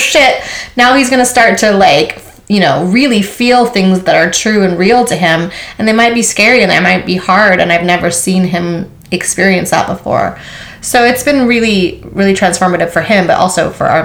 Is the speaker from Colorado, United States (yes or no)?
no; Maui, Hawaii, United States; I was born and raised on Maui, Hawaii.